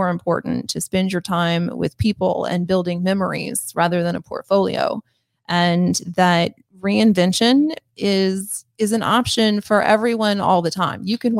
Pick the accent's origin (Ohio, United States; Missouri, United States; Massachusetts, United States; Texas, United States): Missouri, United States; accent: twang; You know, I'm from Missouri, but I should say Missouri. And there are times when my twang comes out a little bit more and times when I tuck it in.